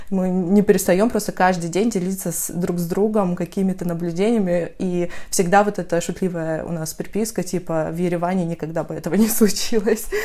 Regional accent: North Caucasus, Russia; now in Armenia; потому что я сама с Кавказа, северного, правда, и, ну, в целом, южная атмосфера и атмосфера маленького города и свежие овощи, когда они не пластиковые, я это все помню со времен школы

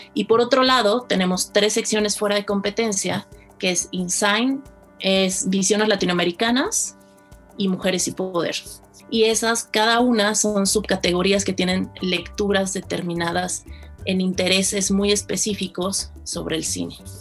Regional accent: Mexico City, Mexico; yo soy originaria de la Ciudad de México

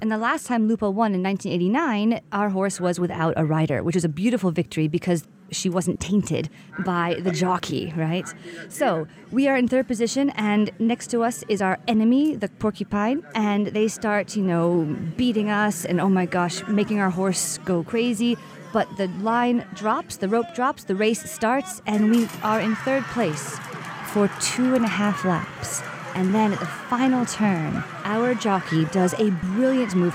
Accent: United States; now in Siena, Italy; I am American

